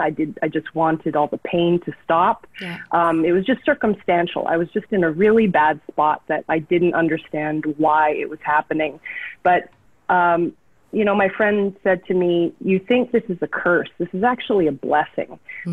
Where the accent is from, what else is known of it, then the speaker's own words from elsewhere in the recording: Calgary, Alberta, Canada; also born or lived in Vancouver, Canada; now in Los Angeles, United States; I was born in Calgary, Alberta, Canada